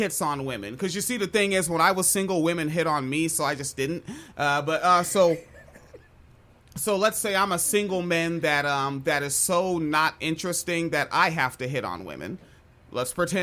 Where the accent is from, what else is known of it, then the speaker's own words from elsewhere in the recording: United States; I'm from Washington